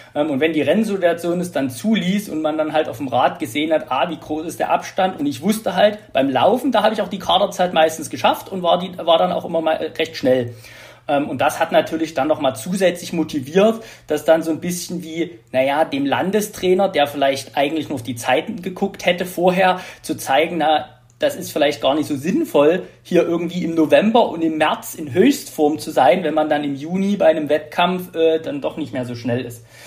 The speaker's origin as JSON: {"language": "German", "town": "Radebeul", "region": "Saxony", "country": "Germany", "tie": "born or raised there", "said": "ich komme aus Radebeul, wohne auch noch in Radebeul"}